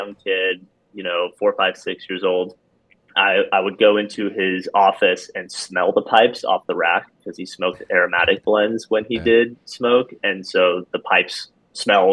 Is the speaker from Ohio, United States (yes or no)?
no; Upland, Indiana, United States; moved away as an adult; also born or lived in Boston area, Massachusetts / Spain; I grew up in rural Indiana, about halfway between Fort Wayne and Indianapolis. For those Hoosiers out there, I'm from Upland.